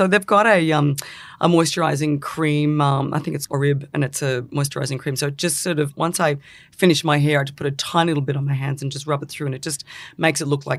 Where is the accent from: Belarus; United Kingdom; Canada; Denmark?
United Kingdom; England; born there; I was born in England, not that it means anything